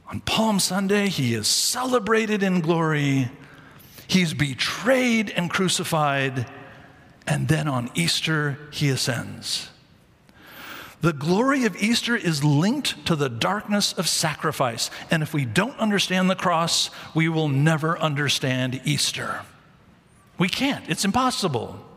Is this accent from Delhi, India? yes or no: no; Mumbai, Maharashtra, India; I'm from Mumbai. And I went to medical school there